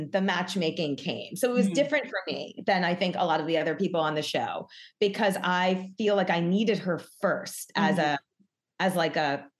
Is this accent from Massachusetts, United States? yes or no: no; New York, United States; now in Los Angeles, United States; I'm born and bred New York.